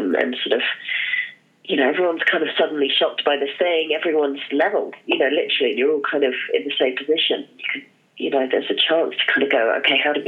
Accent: Hong Kong; moved away; I grew up in Hong Kong, and so I'm a city girl

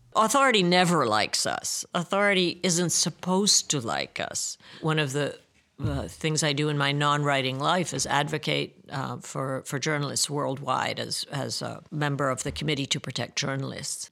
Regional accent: Budapest, Hungary; I grew up in Budapest

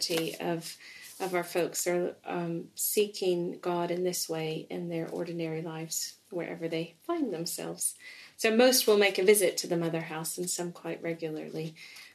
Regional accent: East Tennessee, United States; moved away as an adult; now in England; I grew up in East Tennessee in the States.

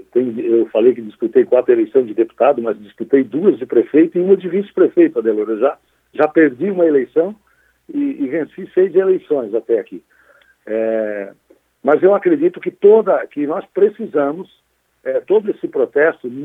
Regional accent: Sombrio, Santa Catarina, Brazil; eu sou lá da Guarita, do Sombrio

